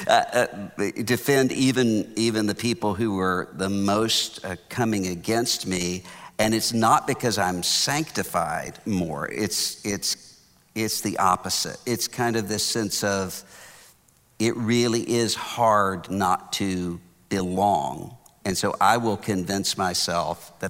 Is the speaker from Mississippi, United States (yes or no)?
yes; Biloxi, Mississippi, United States; now in Houston, United States; I'm from Biloxi, Mississippi